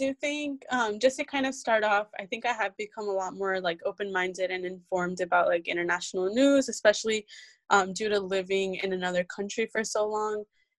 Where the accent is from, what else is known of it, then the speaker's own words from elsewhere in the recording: United States; I was from the US